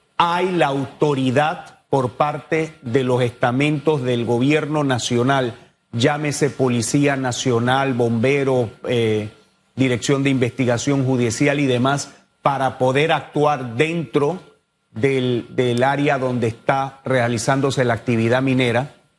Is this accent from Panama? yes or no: yes; Panama; todos somos panameños